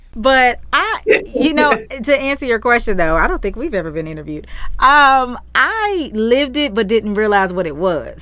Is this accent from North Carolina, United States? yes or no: yes; Charlotte, North Carolina, United States; growing up in Charlotte, you just knew, as a kid